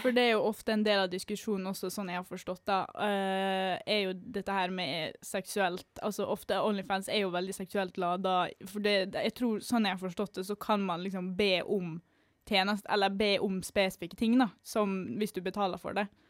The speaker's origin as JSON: {"language": "Norwegian", "region": "Western Norway", "country": "Norway", "also_born_or_lived": "Østfold", "moved": "yes", "said": "Vi får jo ganske mange stygge ting kasta etter oss på Vestlandet òg."}